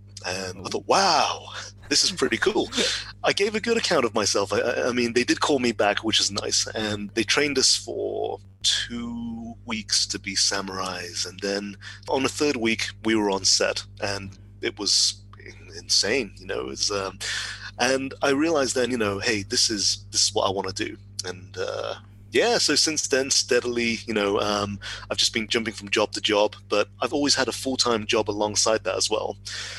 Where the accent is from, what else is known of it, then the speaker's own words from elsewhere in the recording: West Midlands, United Kingdom; moved away as an adult; also born or lived in Telford / Wolverhampton / Birmingham; now in Oxford, United Kingdom; So I grew up in the West Midlands, Telford, Wolverhampton, Birmingham. And then I moved to Oxford about 14 years ago, so I've lost the accent.